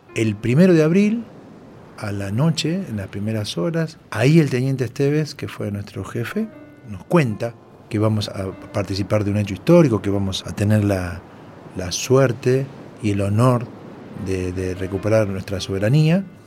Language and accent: Spanish; Monte Maíz, Córdoba, Argentina; moved away as an adult; also born or lived in Buenos Aires / Laborde, Córdoba; luego de unos meses mi familia se trasladó a un pueblito de la ciudad de Córdoba, La Borde, luego de allí a los 6 en Montemaíz y de ahí estuve hasta los 18.